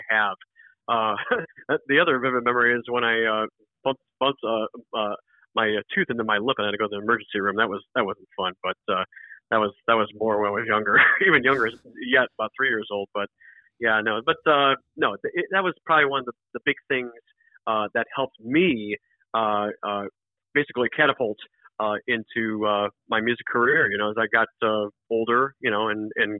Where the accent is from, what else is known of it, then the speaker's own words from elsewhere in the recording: Cleveland, Ohio, United States; now in Florida, United States; I'm originally from Cleveland, Ohio, even though I live in Florida now, and we live right by Cleveland Hopkins International Airport